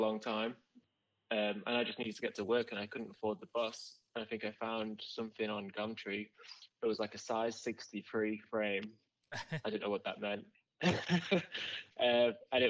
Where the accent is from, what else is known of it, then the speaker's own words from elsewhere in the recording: Manchester, North West England, United Kingdom; also born or lived in Australia / Berlin; now in London, United Kingdom; originally from Manchester in the UK